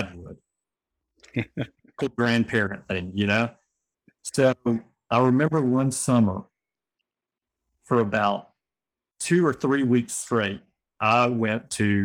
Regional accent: Birmingham, Alabama, United States; I'm born and raised in Birmingham

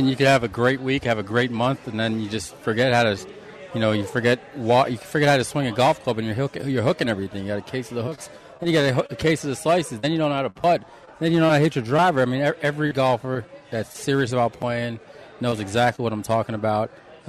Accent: New York, United States; now in Las Vegas, United States; my father's Italian. So, growing up in New York

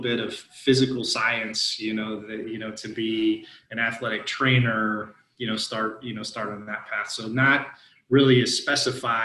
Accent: near Muncie, Indiana, United States; moved away as an adult; also born or lived in Macon, Georgia; I'm from Indiana, grew up, you know, near Muncie, Indiana

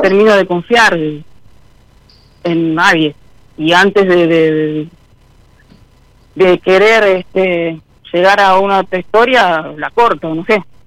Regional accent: Santa Fe, Argentina; Sí, de Santa Fe Capital

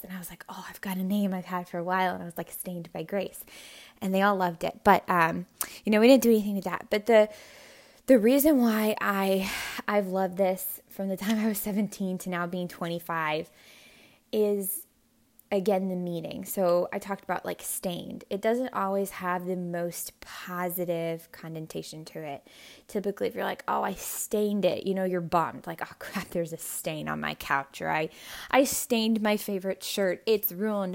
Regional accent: Hawaii, United States; I was born in Hawaii

